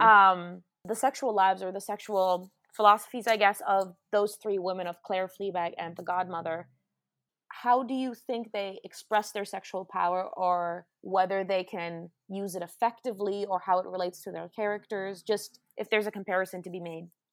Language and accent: English; Germany; moved away; from Germany where I'm from